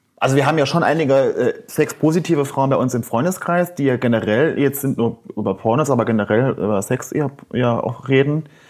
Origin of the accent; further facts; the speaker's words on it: Saarland, Germany; Ich komme aus dem Saarland